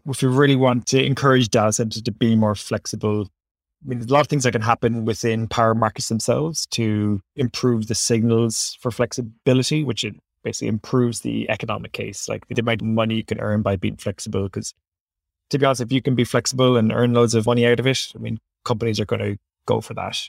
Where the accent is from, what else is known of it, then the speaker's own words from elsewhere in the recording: Ireland; accent: Irish; Ireland's obviously very, is a, wait, who can tell by my accent, is quite close to my heart